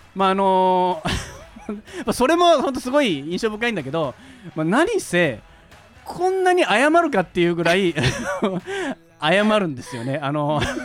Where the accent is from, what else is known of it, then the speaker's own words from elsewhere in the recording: Shimonoseki, Yamaguchi, Japan; 僕あの山口県の下関市出身